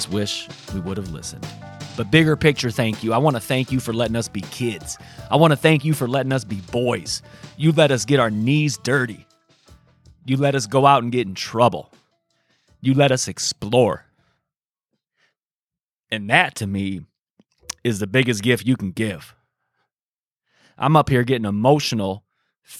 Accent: South Bend, Indiana, United States; our times growing up in Sunnymead in South Bend, Indiana

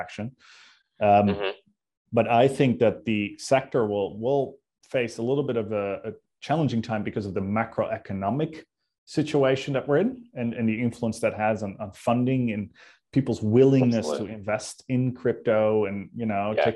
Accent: Netherlands; now in Sydney, Australia

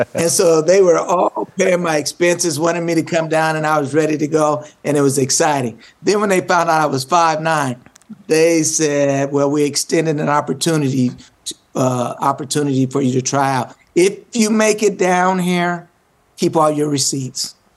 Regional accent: Omaha, Nebraska, United States; Grew up in Omaha, Nebraska

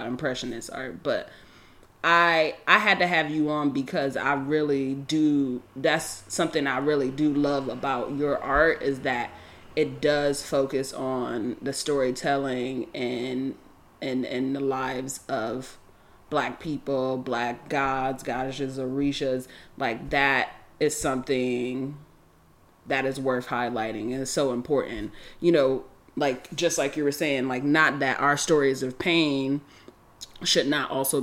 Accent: New York, United States; moved away; also born or lived in San Francisco Bay Area / Los Angeles

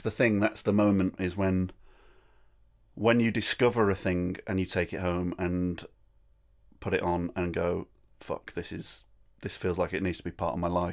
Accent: Rochdale, North West England, United Kingdom; also born or lived in Manchester; I was born in Rochdale

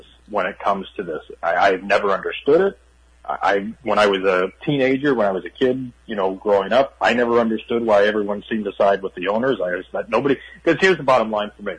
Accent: Cleveland, Ohio, United States; moved away as an adult; now in New York, United States; I was born and raised in Cleveland, but I've been in New York for 20 years.

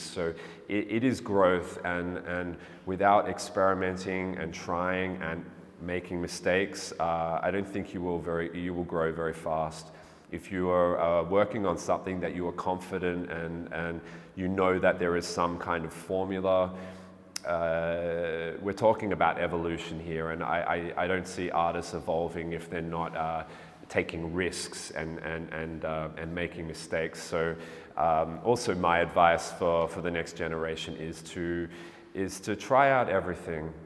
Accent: Melbourne, Victoria, Australia; also born or lived in England; now in Berlin, Germany; I was born in England, but I grew up in Melbourne, Australia. Uh, I'm currently living in Berlin.

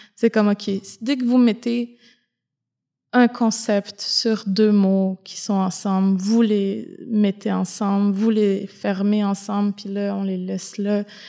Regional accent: Côte-Nord, Quebec, Canada; now in Montreal, Canada; je viens de la Côte-Nord aussi, donc euh, je viens d'une région euh, dans le Nord, je viens d'une communauté Inou

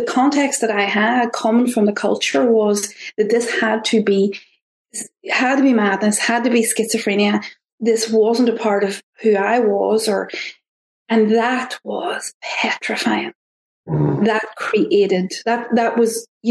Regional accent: Ireland; accent: Irish; my Irish accent

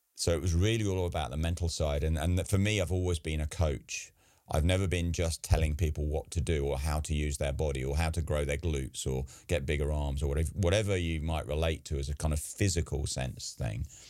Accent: England, United Kingdom; I'm English

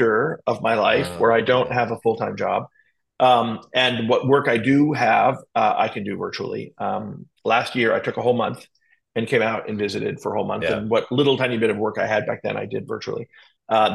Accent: Miami, Florida, United States; moved away; I grew up in Miami on the other side of the state

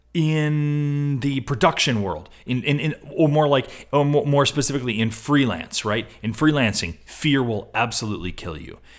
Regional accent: Rochester, New York, United States; also born or lived in Buffalo, New York; I grew up in Rochester, New York, spent a lot of time in Buffalo, New York.

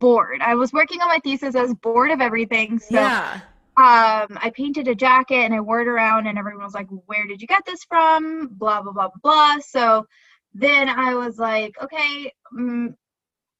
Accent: Ohio, United States; moved away; also born or lived in New York; I'm from Ohio

